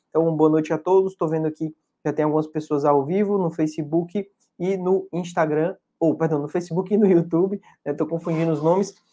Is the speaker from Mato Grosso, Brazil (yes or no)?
no; Fortaleza, Ceará, Brazil; E eu sou de Fortaleza e atendo em Fortaleza nas terças.